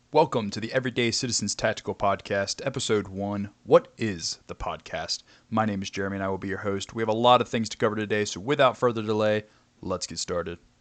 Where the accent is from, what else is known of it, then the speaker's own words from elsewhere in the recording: Kentucky, United States; I am from Kentucky.